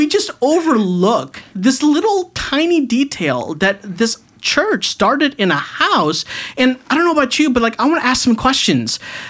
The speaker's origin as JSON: {"language": "English", "town": "Chicago", "region": "Illinois", "country": "United States", "tie": "born or raised there", "moved": "yes", "lives_now": "Charlotte, United States", "said": "Yeah, I am Indian, but I was actually born in Chicago."}